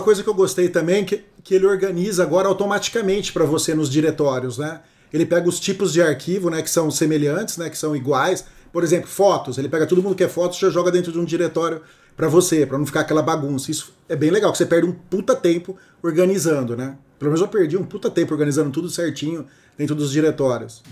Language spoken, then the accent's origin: Portuguese; Brazil; como bom brasileiro